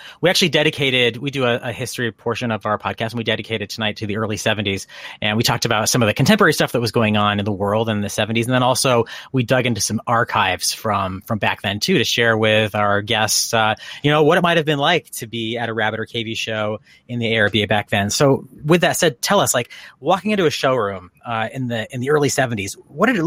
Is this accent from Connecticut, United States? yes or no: yes; Connecticut, United States; I grew up in Connecticut